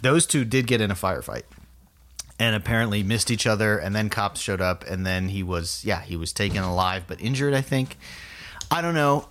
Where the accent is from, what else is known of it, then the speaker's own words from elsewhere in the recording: South Florida, United States; I'm from South Florida.